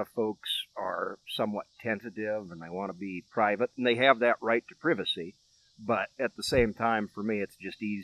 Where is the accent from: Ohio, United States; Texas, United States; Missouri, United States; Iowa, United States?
Iowa, United States; Nichols; born or raised there; also born or lived in Wyoming / Colorado Springs